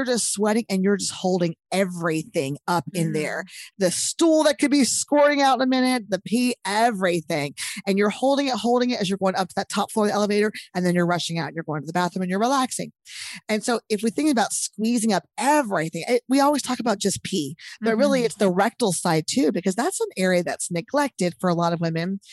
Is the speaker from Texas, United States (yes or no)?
yes; Texas, United States; I'm from Texas